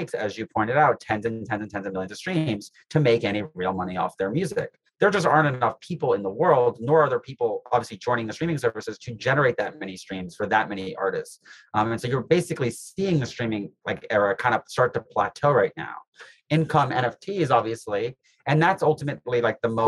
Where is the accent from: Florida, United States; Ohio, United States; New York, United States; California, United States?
New York, United States; New York City; I grew up in New York City